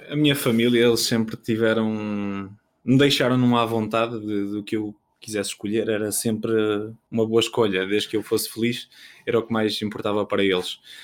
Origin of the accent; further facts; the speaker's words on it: Macedo de Cavaleiros, Bragança District, Portugal; moved away as an adult; now in Braga, Portugal; sou natural dos Cortiços, Macedo Cavaleiros, da Diocese de Bragança Miranda